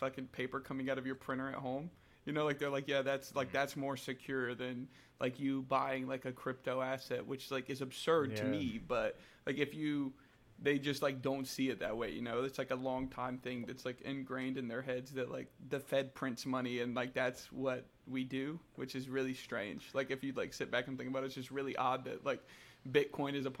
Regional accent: North Carolina, United States; I was born and raised in North Carolina my whole life

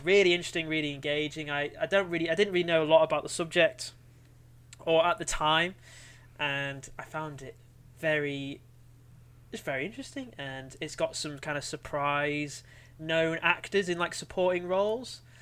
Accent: Cumbria, North West England, United Kingdom; growing up in Cumbria in the Shire

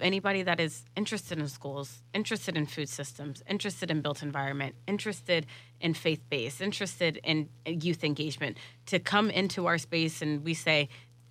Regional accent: Jacksonville, Florida, United States; I'm born and raised in Jacksonville

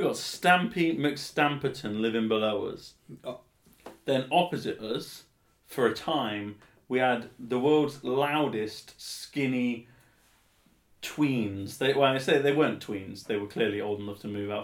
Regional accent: England, United Kingdom; being incredibly English, as I am

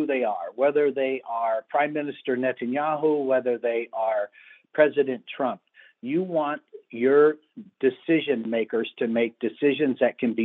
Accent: Los Angeles, California, United States; I was raised in Los Angeles in the 60s during the Watts riots

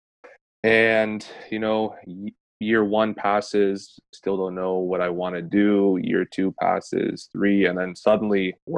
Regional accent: London, Ontario, Canada; I am from London, Ontario

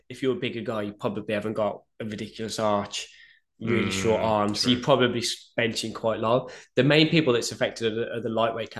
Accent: United Kingdom; yeah, I'm British.

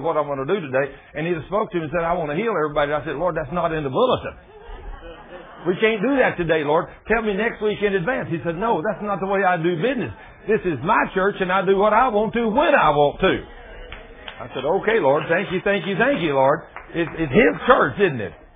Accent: Texas, United States; I'm from Texas

